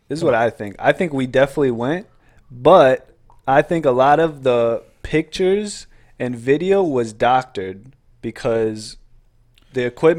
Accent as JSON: {"language": "English", "region": "North Carolina", "country": "United States", "said": "We're from North Carolina."}